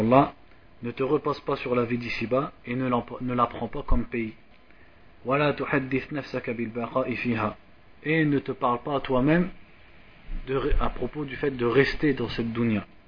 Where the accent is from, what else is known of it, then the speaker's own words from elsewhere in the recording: France; moved away; je suis de France